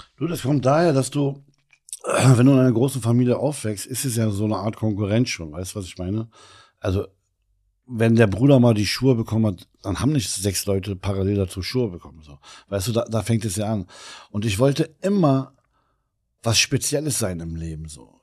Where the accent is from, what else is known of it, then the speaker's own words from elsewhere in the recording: Berlin, Germany; als gebürtiger Kreuzberger Libanese